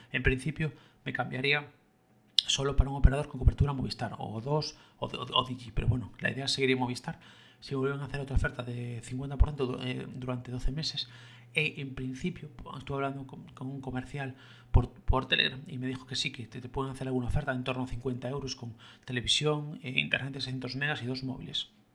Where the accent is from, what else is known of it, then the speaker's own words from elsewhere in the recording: Galicia, Spain; yo como gallego siempre lo, recité y lo escuché en gallego